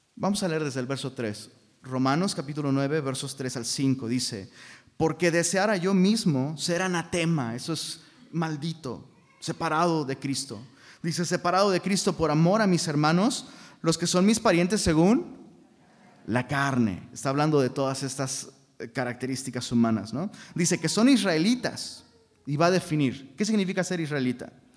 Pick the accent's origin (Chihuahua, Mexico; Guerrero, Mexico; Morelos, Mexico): Guerrero, Mexico; Taxco; now in Monterrey, Mexico; Yo soy de Tasco